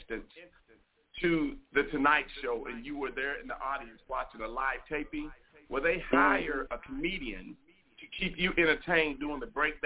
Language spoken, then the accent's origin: English; Martin, Tennessee, United States; moved away as an adult; also born or lived in Los Angeles, California; now in North Richland Hills, United States; I started off in stand-up comedy in my hometown in Martin, Tennessee.